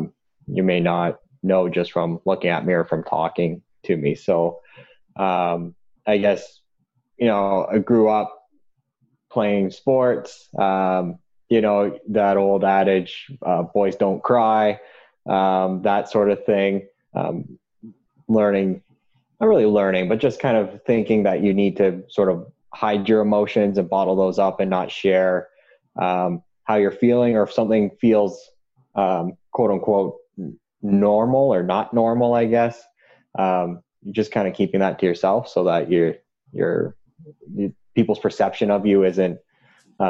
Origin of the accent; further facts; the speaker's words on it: Durham Region, Ontario, Canada; growing up in the Durham region